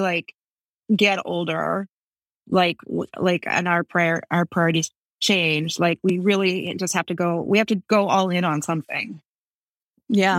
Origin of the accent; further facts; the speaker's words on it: Buffalo Grove, Illinois, United States; also born or lived in New York; now in New Orleans, United States; I grew up in Buffalo Grove